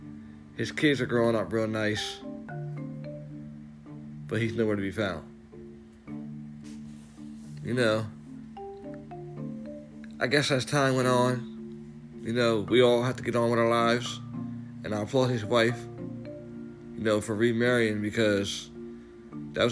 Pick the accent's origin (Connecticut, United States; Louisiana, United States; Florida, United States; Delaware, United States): Delaware, United States; we're from Delaware, so it ain't that big.